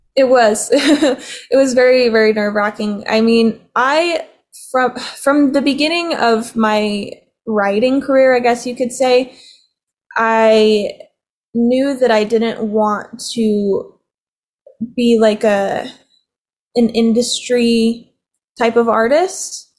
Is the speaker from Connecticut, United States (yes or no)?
no; Provo, Utah, United States; I was born and raised in Provo, Provo Utah